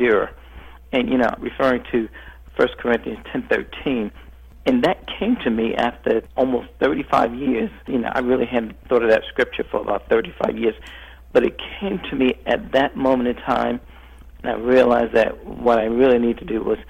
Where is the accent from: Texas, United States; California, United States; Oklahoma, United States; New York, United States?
New York, United States; New York City; I grew up in New York City, in a tough neighborhood in New York City